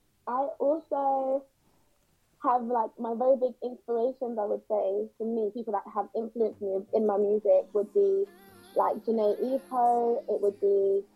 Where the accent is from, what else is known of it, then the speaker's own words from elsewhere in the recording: United Kingdom; because my background is Caribbean, as well as being British.